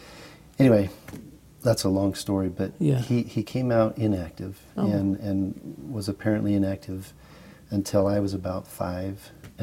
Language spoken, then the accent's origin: English; Idaho, United States; now in Salt Lake City, United States; I was born in Salt Lake. My family, yeah, okay. Actually, and my family moved to Idaho when I was pretty young. I was about 8, 9.